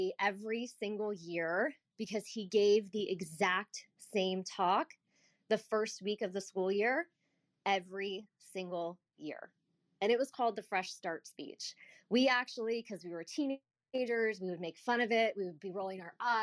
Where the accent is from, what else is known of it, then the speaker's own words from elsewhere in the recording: United States; I grew up outside the Washington, D.C. area